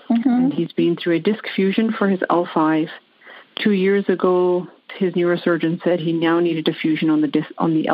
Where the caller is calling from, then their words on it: Vancouver, British Columbia, Canada; I'm calling from Vancouver, Canada.